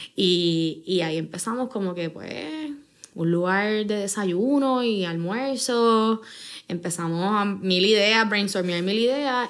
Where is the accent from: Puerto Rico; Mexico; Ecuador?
Puerto Rico; San Juan; Mis papás. los dos son de Yabucoa. Pero nosotros nacimos. Yo tengo dos hermanos y son, eh, nacimos en San Juan